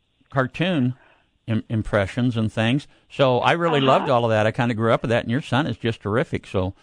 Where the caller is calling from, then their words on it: Needles, California, United States; Well I'm actually, the station here is in Needles, California.